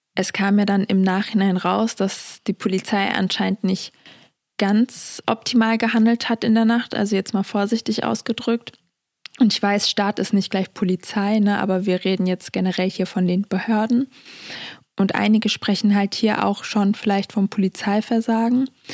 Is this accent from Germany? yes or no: yes; Germany; meine Heimat Deutschland